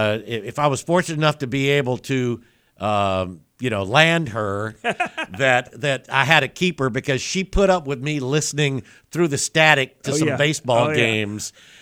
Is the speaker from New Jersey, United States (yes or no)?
no; South Alabama, United States; growing up in South Alabama